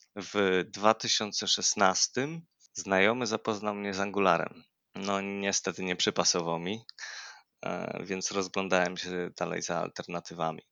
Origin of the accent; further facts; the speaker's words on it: near Lublin, Lublin Voivodeship, Poland; moved away as an adult; now in Kraków, Poland; pochodzę z okolic Lublina, od ponad trzech lat mieszkam w Krakowie